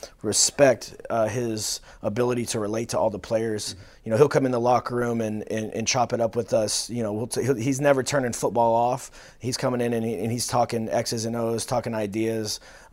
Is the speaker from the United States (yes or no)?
yes; Houston, Texas, United States; I came from Texas, Houston. My dad's a high school football coach in Texas, so I've been in locker rooms and on the fields my whole life.